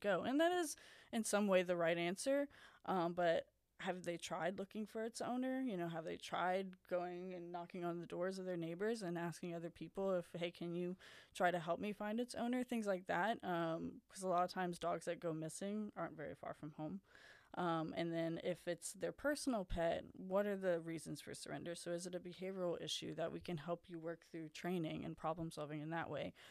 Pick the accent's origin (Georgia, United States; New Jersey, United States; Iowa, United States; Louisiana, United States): Louisiana, United States; Baton Rouge; now in Lafayette, United States; I grew up in the Baton Rouge area